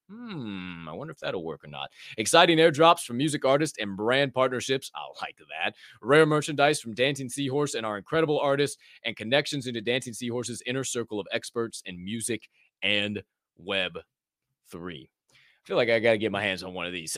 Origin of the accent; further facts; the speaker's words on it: Decatur, Illinois, United States; moved away as an adult; also born or lived in Bethany, Illinois / Bloomington, Illinois / Chicago, Illinois; I was born and raised in Decatur, Illinois